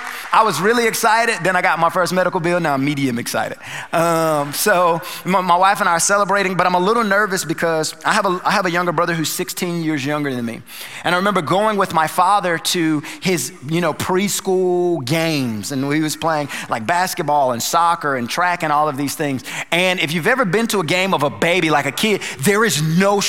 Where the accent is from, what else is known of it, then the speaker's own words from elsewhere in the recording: North Carolina, United States; moved away as an adult; now in Sugar Land, United States; we're originally from North Carolina